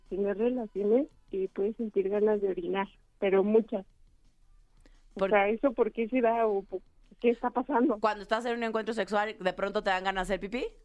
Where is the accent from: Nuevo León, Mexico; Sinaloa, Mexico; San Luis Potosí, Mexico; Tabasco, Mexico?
Tabasco, Mexico; sí, soy tabasqueña.